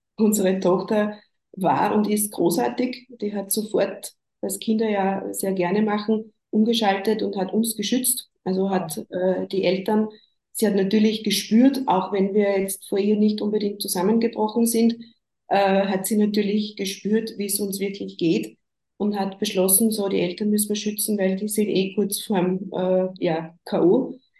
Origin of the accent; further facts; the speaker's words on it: Upper Austria, Austria; Ich komme aus Oberösterreich, wohne da im Großraum Linz mit meiner Familie.